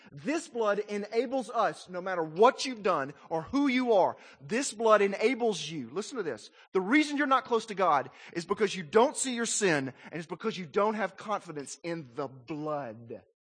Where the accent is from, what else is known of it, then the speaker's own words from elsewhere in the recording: Little Rock, Arkansas, United States; When I was a little boy, growing up in Arkansas